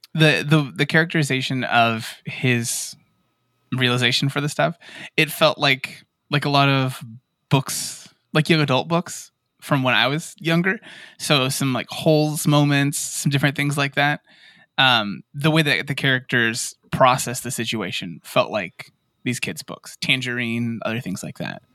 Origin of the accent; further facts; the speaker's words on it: Yuma, Arizona, United States; all of us we're from Yuma, Arizona, which is right there by the reservation